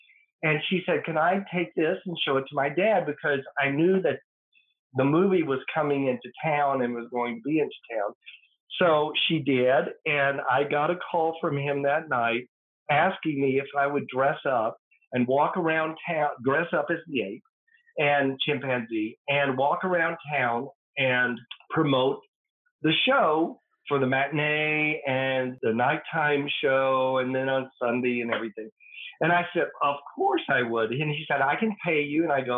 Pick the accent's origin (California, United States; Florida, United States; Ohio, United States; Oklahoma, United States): Oklahoma, United States; Atoka; moved away as an adult; also born or lived in Durant, Oklahoma; I was born in Durant, Oklahoma, but I was raised in Atoka, Oklahoma, on a farm.